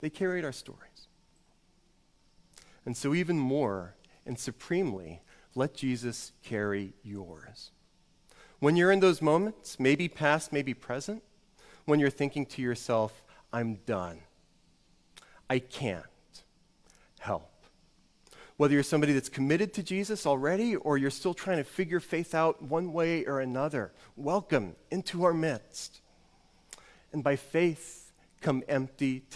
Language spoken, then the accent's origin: English; New Orleans, Louisiana, United States; I grew up in New Orleans